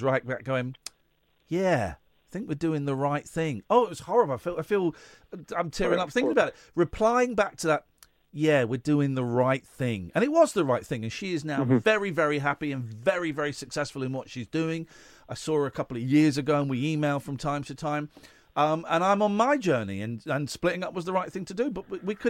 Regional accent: England, United Kingdom; we are London centric, and we're English

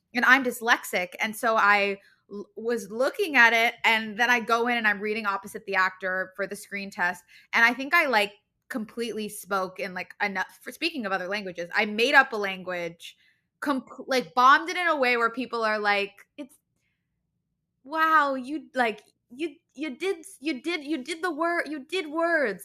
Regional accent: Los Angeles, California, United States; I grew up in Los Angeles.

